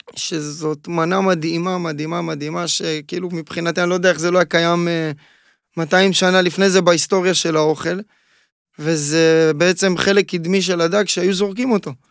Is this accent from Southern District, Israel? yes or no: yes; Ashdod, Southern District, Israel; נולדתי באשדוד, נולדתי קרוב מאוד לים